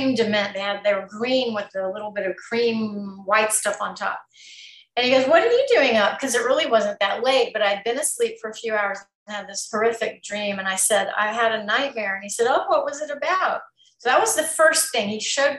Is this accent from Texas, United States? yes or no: yes; Texas, United States; moved away; I'm from Texas originally, small town